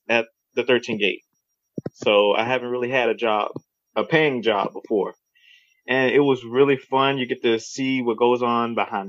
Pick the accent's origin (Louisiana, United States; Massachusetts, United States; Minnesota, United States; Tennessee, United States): Louisiana, United States; Baton Rouge; I was born and raised here in Baton Rouge, Louisiana.